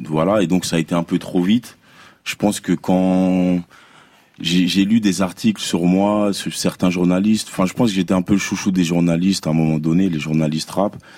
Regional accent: DR Congo; je suis congolais

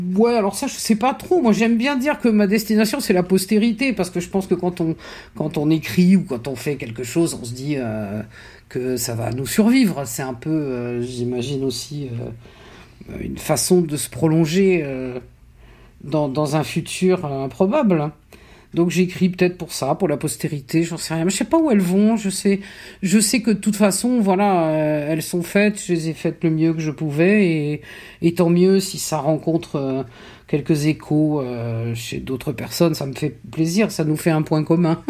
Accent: Toulouse, Occitania, France; Je suis pas né à Toulouse, moi j'ai grandi à Toulouse

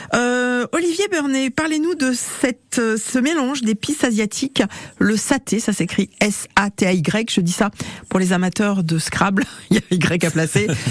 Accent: Brittany, France; chez nous en Bretagne

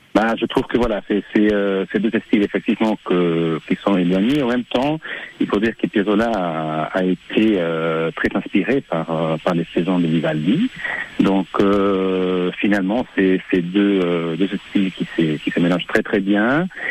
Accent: Argentina; moved away; mes origines, euh, argentins, je, car je suis né en Argentine

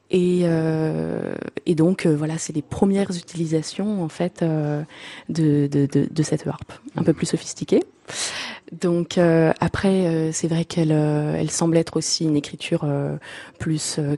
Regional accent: Marseille, Provence-Alpes-Côte d'Azur, France; En fait, pas du tout, mais j'ai eu sans doute la chance et le hasard de grandir en face d'un conservatoire

